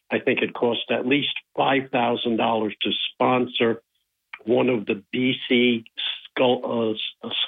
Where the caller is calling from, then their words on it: Binghamton, New York, United States; Hey, Bob. It's … from Binghamton.